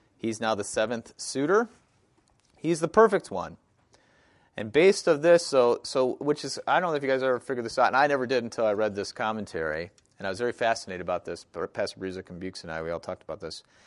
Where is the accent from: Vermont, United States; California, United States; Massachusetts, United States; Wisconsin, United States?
Wisconsin, United States; I grew up in Wisconsin